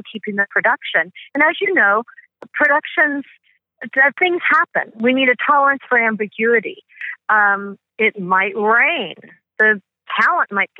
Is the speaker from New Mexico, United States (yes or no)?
yes; Albuquerque, New Mexico, United States; somebody said, "Oh, where are you from?" And I said, "Albuquerque."